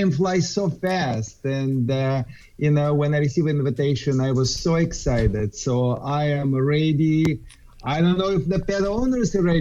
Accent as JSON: {"language": "English", "region": "California", "country": "United States", "said": "I am from Southern California"}